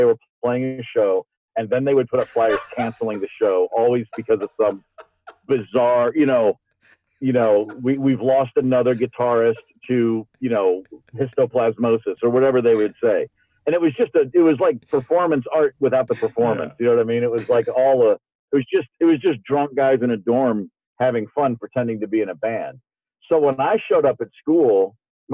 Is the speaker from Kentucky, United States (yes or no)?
yes; Kentucky, United States; moved away as an adult; I lived in Kentucky from the ages of 10 to 21, but I was 3 hours from Louisville